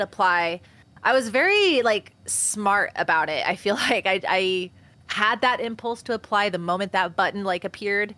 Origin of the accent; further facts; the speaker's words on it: Washington, United States; in my hometown where I'm currently